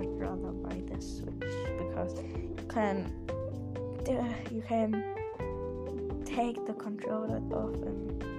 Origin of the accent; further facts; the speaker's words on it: Germany; English is a second language; we are from Germany and trying to improve our English